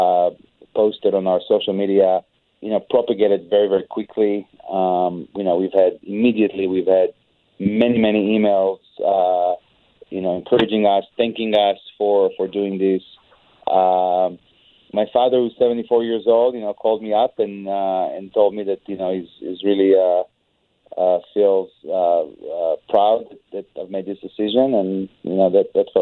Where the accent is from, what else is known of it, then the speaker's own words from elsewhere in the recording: Israel; moved away; I'm an immigrant, and I see what the kind of things that are happening in my home country of Israel